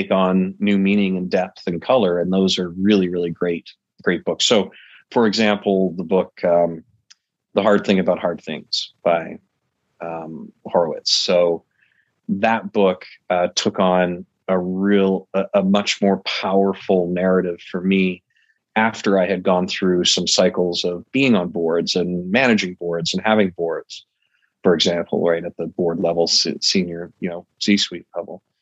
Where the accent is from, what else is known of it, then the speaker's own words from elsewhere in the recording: Calgary, Alberta, Canada; also born or lived in Michigan / Manhattan / Florida; now in United States; I'm a bit of a nomad. Uh, I was from Canada originally, um, Calgary, out in Alberta. That's where I was born, Mm-hmm. Um, first moved to Michigan in the U.S., uh, then did a dozen or so years in Manhattan